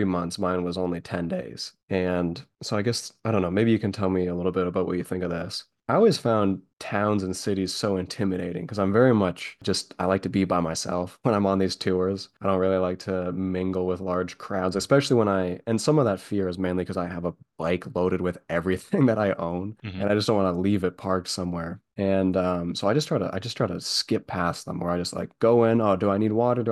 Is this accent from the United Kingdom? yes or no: no; Canada; me as a Canadian